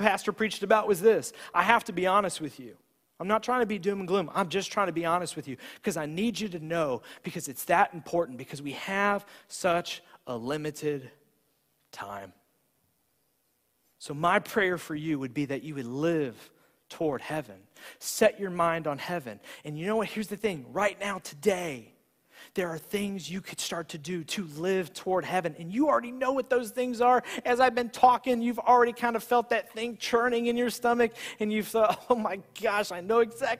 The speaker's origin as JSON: {"language": "English", "country": "United States"}